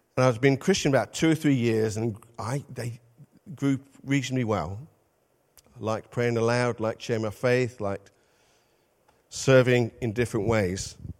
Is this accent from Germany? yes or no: no; Midlands, United Kingdom; moved away; also born or lived in North East England; we're from the Midlands, but we spent thirty-six years in the Northeast.